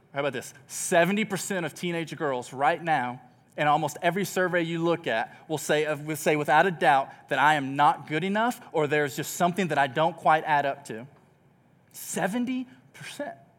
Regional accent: Texas, United States; moved away; I grew up in Texas

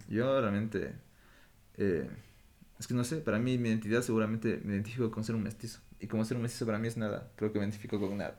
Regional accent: Ecuador; moved away as an adult; also born or lived in Europe; como ecuatoriano siempre sentí que había una división

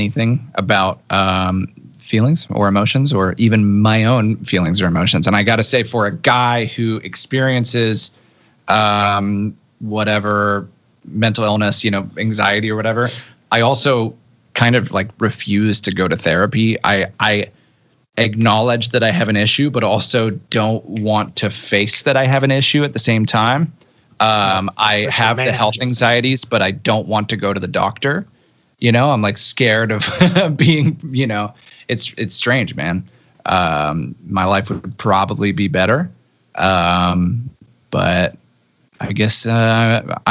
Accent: United Kingdom; as a Brit

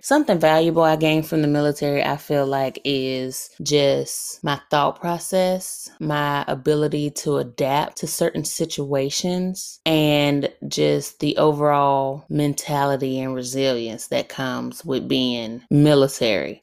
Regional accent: Alabama, United States; I am from Alabama

